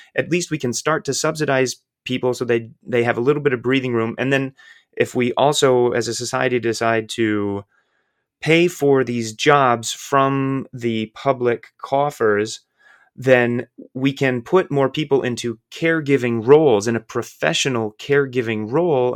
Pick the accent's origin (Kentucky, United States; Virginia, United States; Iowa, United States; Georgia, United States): Iowa, United States; the baggage that I grew up with in Midwestern white Iowa